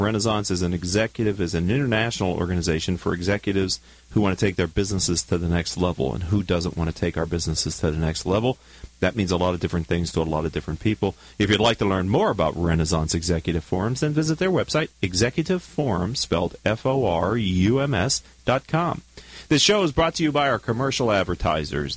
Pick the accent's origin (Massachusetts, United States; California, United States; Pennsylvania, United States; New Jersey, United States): Pennsylvania, United States; Pittsburgh; I'm from Pittsburgh